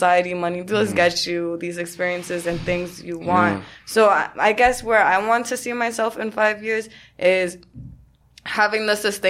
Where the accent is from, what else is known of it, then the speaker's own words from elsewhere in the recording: New York City, New York, United States; being born and raised in New York